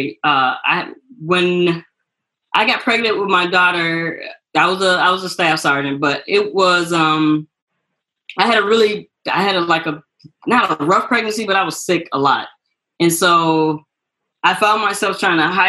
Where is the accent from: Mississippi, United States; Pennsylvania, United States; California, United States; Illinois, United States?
Illinois, United States; Chicago; moved away; I'm from Chicago